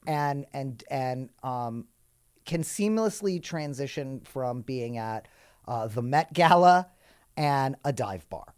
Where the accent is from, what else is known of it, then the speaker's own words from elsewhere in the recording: New York City, New York, United States; I grew up in New York City